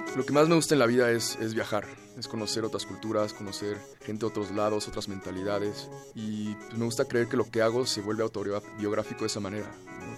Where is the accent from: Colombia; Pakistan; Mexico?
Mexico; Mexico City; Nací en la Ciudad de México hace 29 años